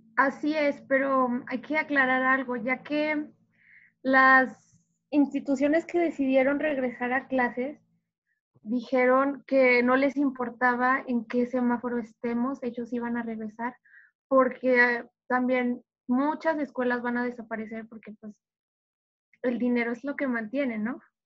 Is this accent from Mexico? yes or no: yes; Mexico